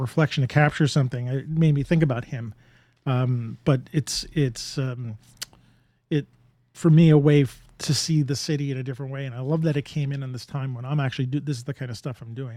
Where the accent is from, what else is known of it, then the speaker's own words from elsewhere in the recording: New York, United States; being a New Yorker